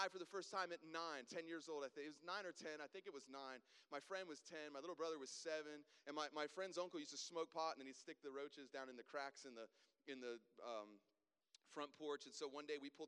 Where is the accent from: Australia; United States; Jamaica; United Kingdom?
United States; South Florida; moved away as an adult; now in Greenville, United States; I grew up down in South Florida. I lived there until I was 20. I moved here when I was 20 years old to Greenville.